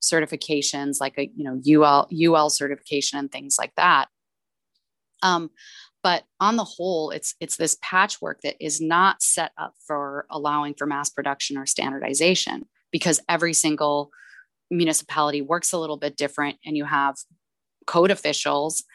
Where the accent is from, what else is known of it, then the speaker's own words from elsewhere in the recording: El Paso, Texas, United States; El Paso, my hometown.